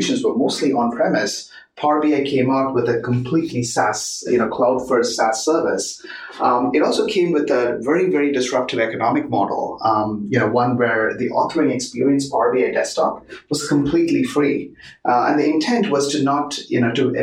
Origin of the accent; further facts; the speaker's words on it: Chennai, Tamil Nadu, India; moved away as an adult; also born or lived in Bay Area, United States / Seattle, United States; now in Bellevue, United States; I grew up in India, moved to the US about in 1995.